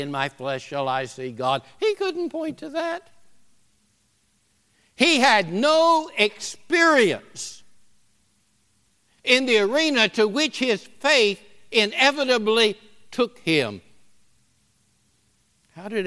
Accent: the South, United States; moved away; I'm a Southerner

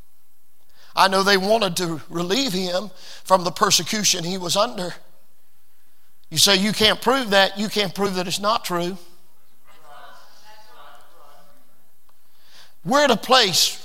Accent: United States; I was born in America

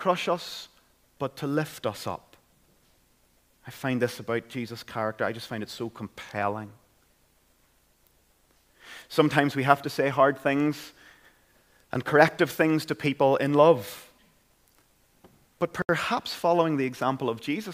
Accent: Caledon, Northern Ireland, United Kingdom; I grew up in Caledon, County Tyrone

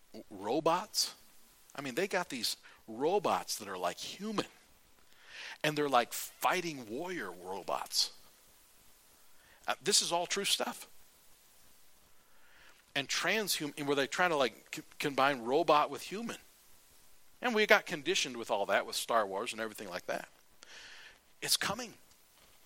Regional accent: United States; I'm an American

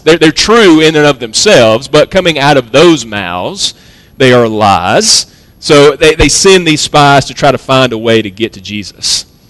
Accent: United States; as American Protestants

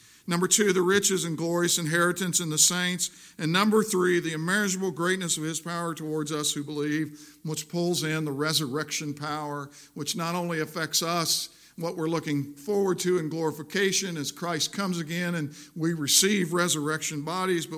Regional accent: Missouri, United States; also born or lived in South Jersey; I'm from Missouri

